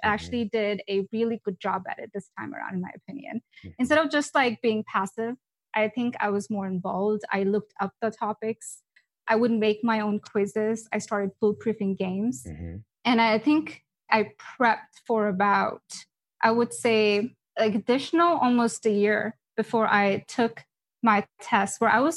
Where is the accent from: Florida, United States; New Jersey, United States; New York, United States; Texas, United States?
Texas, United States; Dallas; I'm from Dallas